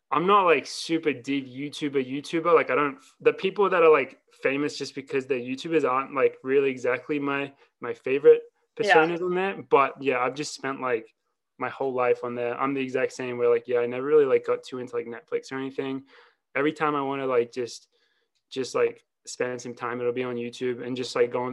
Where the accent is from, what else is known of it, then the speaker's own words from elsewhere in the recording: Australia; moved away as an adult; also born or lived in Wisconsin; now in Boulder, United States; I'm Australian, ran in Wisconsin, won some NCAA titles. Now I train with Team Boss in Colorado